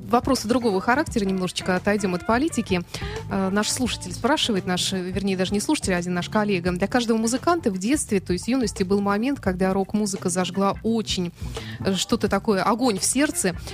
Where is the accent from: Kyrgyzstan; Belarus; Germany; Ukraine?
Germany; born there; Ну, я сама родилась в Германии, изучала э, всю жизнь немецкий язык